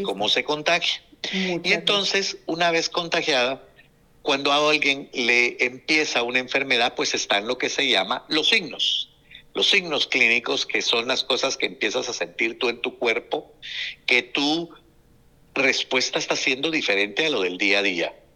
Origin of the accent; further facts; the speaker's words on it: Guatemala; como guatemalteco